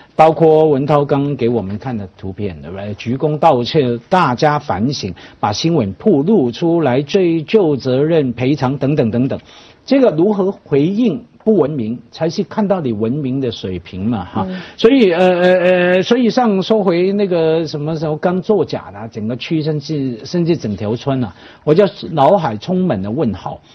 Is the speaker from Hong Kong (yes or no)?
yes; Hong Kong; 我们小时候在香港，或者说我长大之后